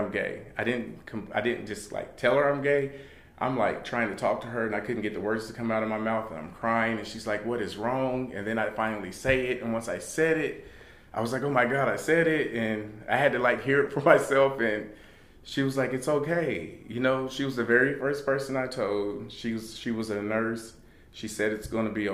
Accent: California, United States; We're from California

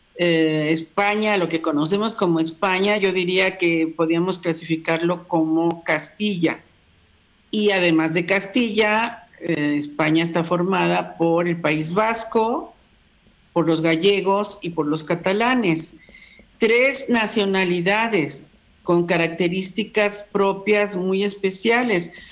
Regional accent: Mexico; yo nací en México, pero en realidad eh, este, eh, es este, catalana.

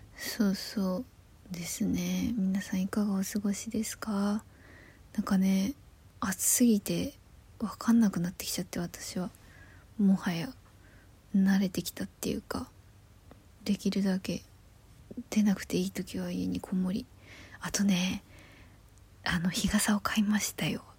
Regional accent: Yamagata, Japan; moved away; 山形出身なので私は

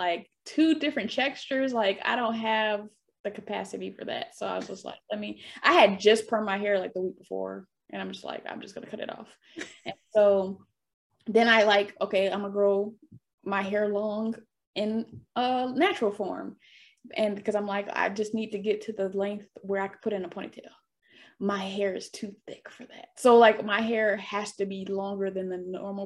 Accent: Detroit, Michigan, United States; now in Los Angeles, United States; I'm from Detroit, from the East Side, Casual and Mac

